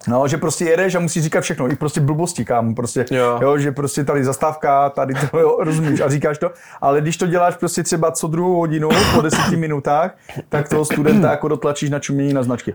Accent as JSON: {"language": "Czech", "town": "Ostrava", "region": "Moravian-Silesian Region", "country": "Czechia", "moved": "yes", "lives_now": "Prague, Czech Republic", "said": "já jsem Ostrava"}